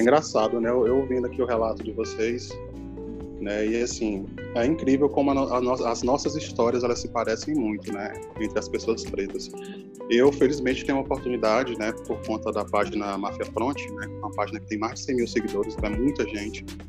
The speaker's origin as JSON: {"language": "Portuguese", "region": "Piauí", "country": "Brazil", "tie": "born or raised there", "moved": "as an adult", "lives_now": "Natal, Brazil", "said": "eu sou natural do estado do Piauí, mas eu moro em Natal há três anos"}